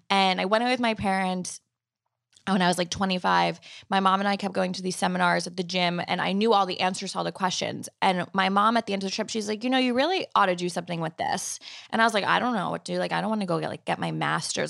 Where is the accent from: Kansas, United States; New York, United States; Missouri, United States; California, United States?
New York, United States; Long Island; also born or lived in Manhattan; I was commuting from Long Island where I grew up into the city